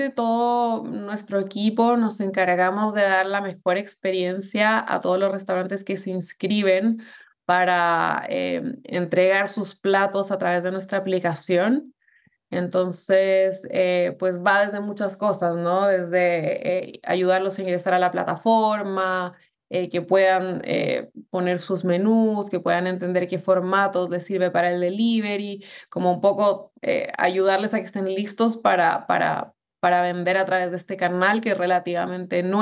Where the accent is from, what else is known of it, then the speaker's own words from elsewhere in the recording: Bogotá, Colombia; moved away as an adult; now in Chile; Bueno, yo soy de Colombia, de Bogotá, eh, pero es chistoso porque eh, como llevo 11 años viviendo en Chile, el acento se me perdió